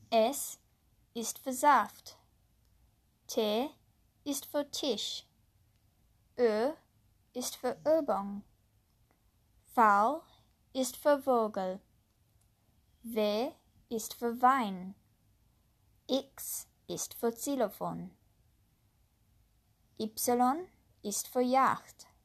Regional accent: United States; born or raised there; first language English; German is a second language

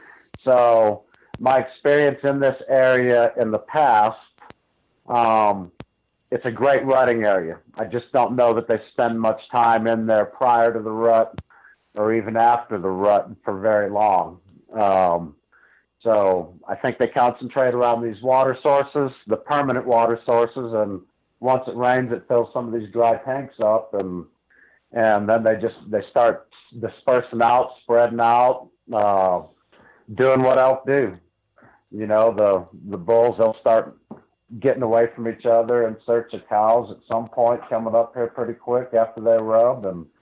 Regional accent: Ohio, United States; I grew up in Northeast Ohio. My family did not hunt.

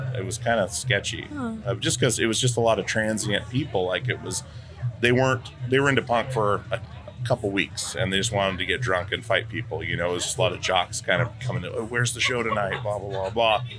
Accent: Alaska, United States; I'm from Alaska. So I was in the punk scene in Alaska growing up

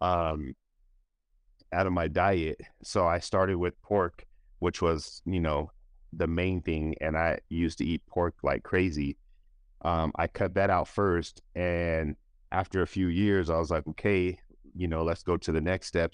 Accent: Denver, Colorado, United States; I grew up in Denver, Colorado, and, um, I've been here my whole life

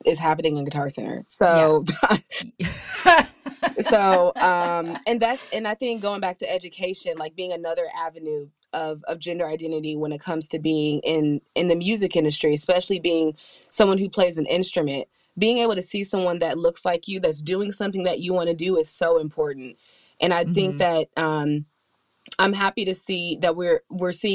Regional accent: Atlanta, Georgia, United States; I'm from Atlanta and I grew up in the South

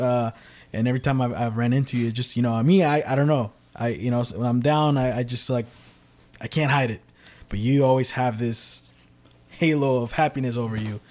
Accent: Richmond, California, United States; I grew up in Central from when I was first born to my teenage

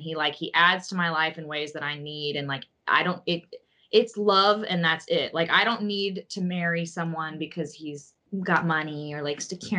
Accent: the South, United States; I'm from the South

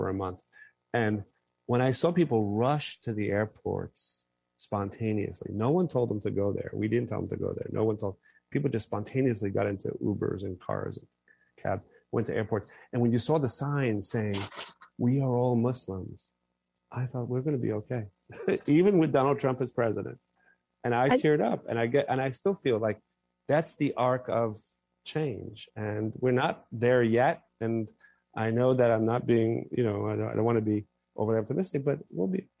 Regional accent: New York, United States; I'm a New Yorker

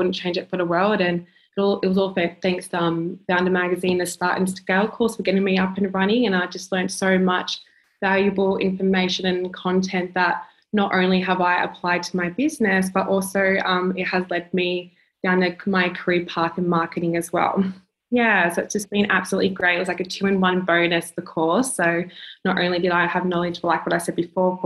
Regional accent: Wollongong, New South Wales, Australia; moved away as an adult; now in Melbourne, Australia; I'm 23 years old, currently living in Melbourne. I'm originally from Wollongong. I moved down in December last year

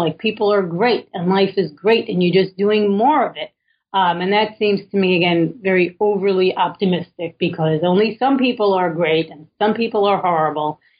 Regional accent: New York City, New York, United States; I was born in Williamsburg, Brooklyn, well before it was cool

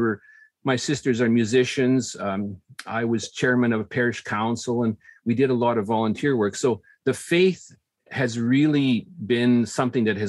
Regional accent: Regina, Saskatchewan, Canada; there were six families all growing up in Regina, Saskatchewan

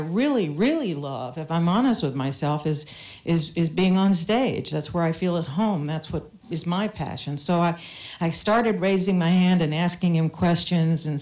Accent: the South, United States; I grew up in the South

